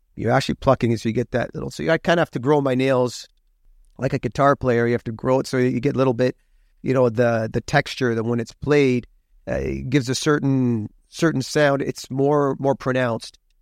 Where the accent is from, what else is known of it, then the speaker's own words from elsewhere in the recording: Hamilton, Ontario, Canada; now in Toronto, Canada; I was born in Hamilton, Hamilton, Ontario, home of the Tie Cats, Oskee Wee Wee, Steeltown, and I'm proud of my roots